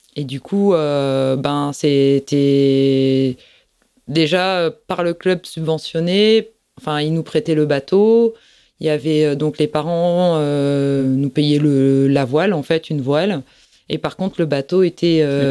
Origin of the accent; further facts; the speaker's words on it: Plougastel-Daoulas, Brittany, France; je suis de Plougastel. J'ai passé toute ma vie à Plougastel.